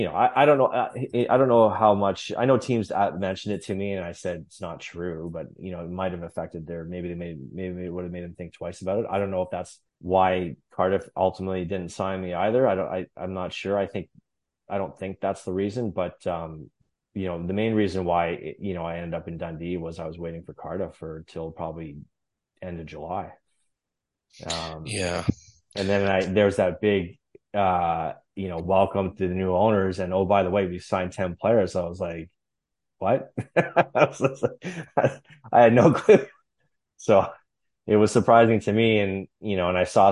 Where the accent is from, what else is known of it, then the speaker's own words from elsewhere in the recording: Canada; moved away; growing up in Canada